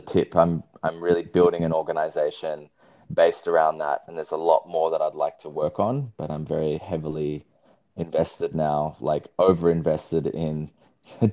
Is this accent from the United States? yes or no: no; Sydney, New South Wales, Australia; moved away as an adult; now in Byron Bay, Australia; So I am currently living in the Byron Shire, Byron Bay area. I grew up in Sydney